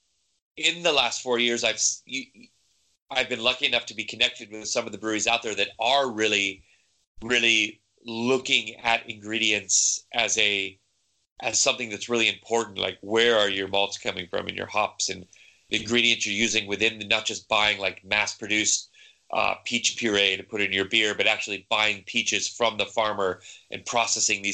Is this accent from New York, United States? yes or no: no; San Diego, California, United States; moved away as an adult; now in Denmark; I'm from San Diego, so I grew up in the craft brewing kind of boom that happened 10, 15 years ago back there.